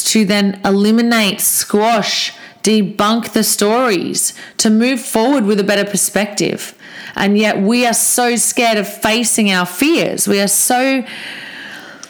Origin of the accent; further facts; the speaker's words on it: Australia; I'm Aussie.